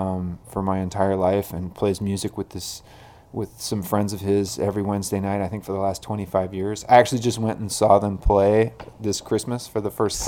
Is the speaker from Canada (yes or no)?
yes; Denman Island, British Columbia, Canada; I was born and raised in Canada and have always collected my mail here.